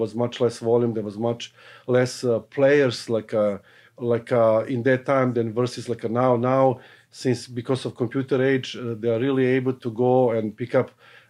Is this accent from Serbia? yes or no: yes; Serbia; now in Canada; So I came in Canada from Yugoslavia, what is now presently Serbia, in 1982.